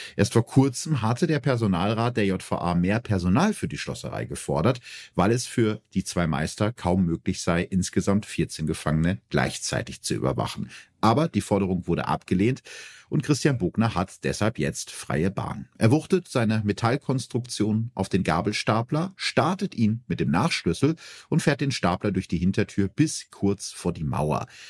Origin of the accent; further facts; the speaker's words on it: North Rhine-Westphalia, Germany; so einen Bezug zu meiner Heimat hat, zum schönen Ostwestfalen.